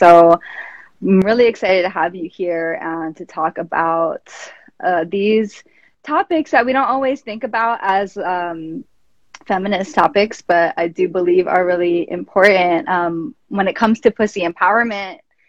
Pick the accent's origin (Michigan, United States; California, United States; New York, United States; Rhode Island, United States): New York, United States; And I'm from New York, and like when I was growing up, I barely even knew that, like, I didn't believe in like constellations, because I could barely see the stars.